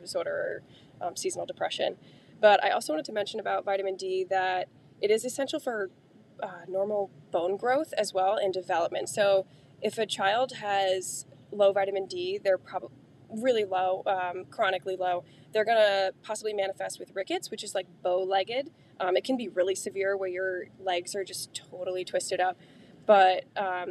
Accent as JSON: {"language": "English", "region": "Connecticut", "country": "United States", "said": "We're from Connecticut, so we get a lot of heavy winters"}